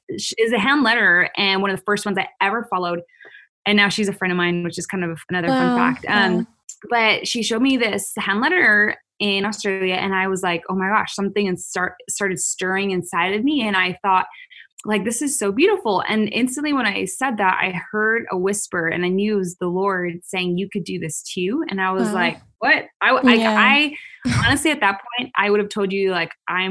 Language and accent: English; Canada; now in United States; I am originally from Canada. So I'm not actually, I live in the US, but I'm not an American citizen